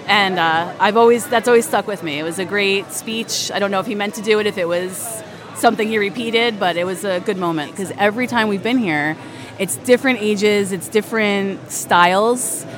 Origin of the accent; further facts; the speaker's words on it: Goshen, New York, United States; I'm from Goshen, New York.